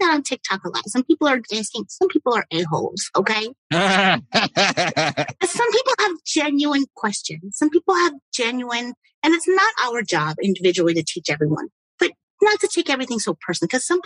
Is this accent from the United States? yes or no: yes; United States; we as Americans